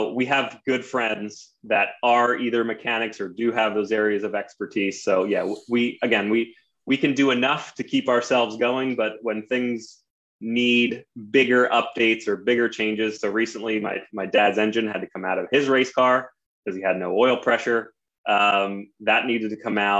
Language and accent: English; Sinking Spring, Pennsylvania, United States; I grew up in Sinking Spring